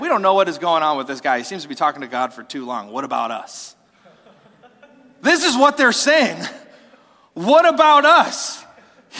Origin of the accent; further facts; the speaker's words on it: United States; as an American